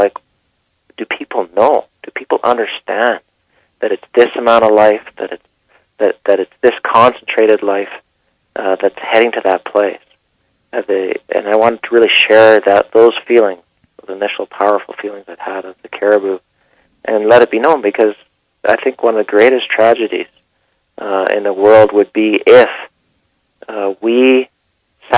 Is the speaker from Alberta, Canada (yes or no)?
yes; Calgary, Alberta, Canada; I grew up in Calgary